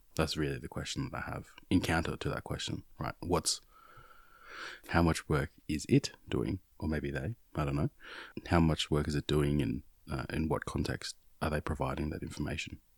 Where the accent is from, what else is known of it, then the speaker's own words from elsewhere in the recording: Australia; growing up here in Australia